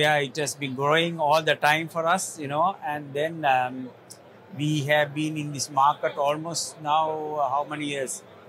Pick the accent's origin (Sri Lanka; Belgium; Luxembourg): Sri Lanka; So I'm from Sri Lanka.